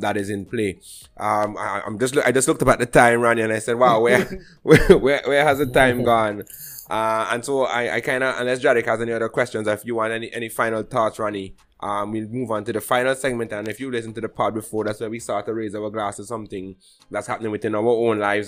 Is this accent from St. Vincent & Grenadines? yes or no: yes; St. Vincent & Grenadines; I'm coming from St. Vincent